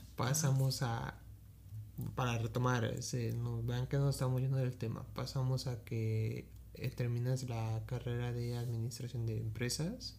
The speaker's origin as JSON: {"language": "Spanish", "town": "Ecatepec", "region": "State of Mexico", "country": "Mexico", "said": "yo soy de Catepec"}